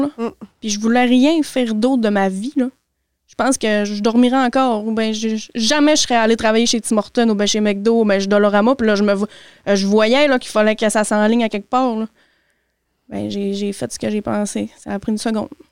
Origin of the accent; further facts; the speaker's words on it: Saint-Fé, Quebec, Canada; J'ai grandi tout mon secondaire, mon primaire à Saint-Fé